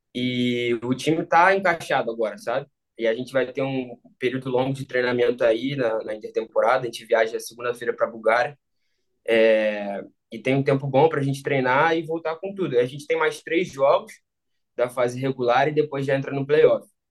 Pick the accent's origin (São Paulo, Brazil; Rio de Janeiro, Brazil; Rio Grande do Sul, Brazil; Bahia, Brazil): Rio de Janeiro, Brazil; moved away as an adult; now in Romania; eu cresci, eu cresci no Rio